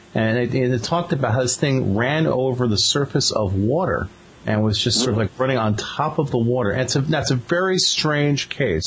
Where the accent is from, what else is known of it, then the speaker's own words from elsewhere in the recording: Venezuela; moved away; I grew up in Venezuela.